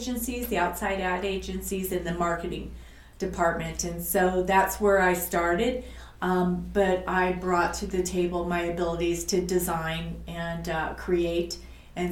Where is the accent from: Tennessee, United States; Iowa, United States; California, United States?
Iowa, United States; Fort Dodge; moved away as an adult; I actually grew up in Fort Dodge, Iowa, and I went to the public school and I graduated from Fort Dodge Senior High